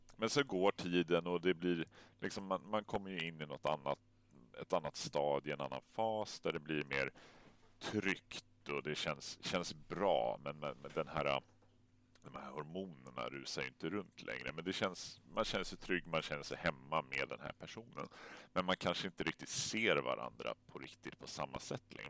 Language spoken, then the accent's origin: Swedish; Stockholm, Stockholm County, Sweden; moved away; Jag är ju född och uppvuxen i Vasastan